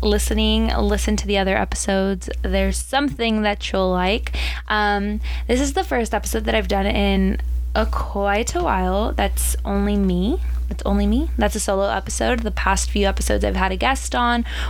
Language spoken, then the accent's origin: English; Southern California, United States; born and raised in Southern California